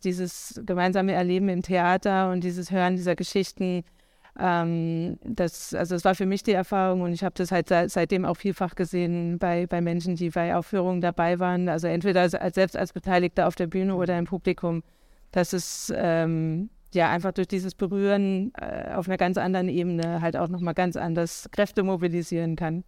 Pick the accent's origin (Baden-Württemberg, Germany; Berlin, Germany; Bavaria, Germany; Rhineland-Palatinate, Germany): Rhineland-Palatinate, Germany; Idar-Oberstein; moved away; ich bin aufgewachsen im schönen Ida-Oberstein in Rheinland-Pfalz